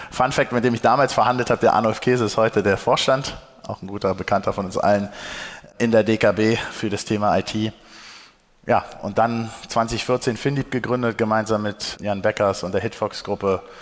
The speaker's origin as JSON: {"language": "German", "region": "Berlin", "country": "Germany", "tie": "born there", "said": "Also erstmal gebürtiger Berliner, ne? Ist auch mal wichtig."}